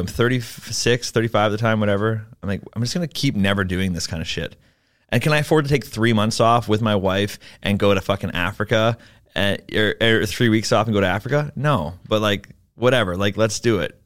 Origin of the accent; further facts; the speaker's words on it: Vancouver, British Columbia, Canada; I'm from Vancouver, uh, hence why I don't speak French.